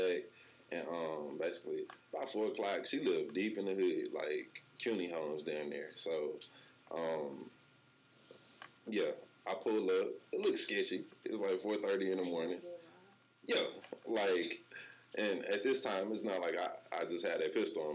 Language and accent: English; Houston, Texas, United States; I'm from Houston.